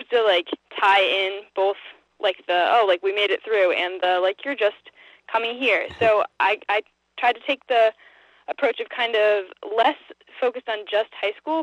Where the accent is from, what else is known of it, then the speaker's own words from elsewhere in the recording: Lincoln, Massachusetts, United States; I grew up in Lincoln, but I never actually went to Lincoln Public School